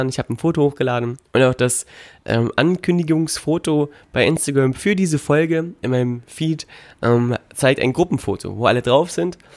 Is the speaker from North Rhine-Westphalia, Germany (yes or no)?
no; Magdeburg, Saxony-Anhalt, Germany; Äh, ja, ich bin aus Magdeburg.